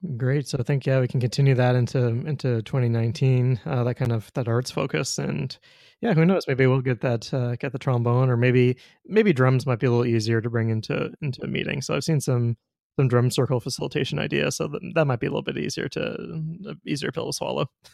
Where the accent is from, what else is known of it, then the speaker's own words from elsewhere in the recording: Winnipeg, Manitoba, Canada; also born or lived in Ontario; now in Saskatoon, Canada; I'm from Winnipeg originally, but lived in Ontario for twelve years